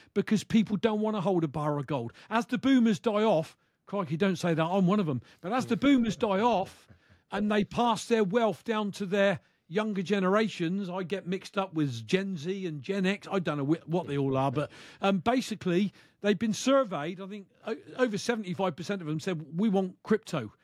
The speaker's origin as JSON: {"language": "English", "country": "United Kingdom", "said": "from the U K"}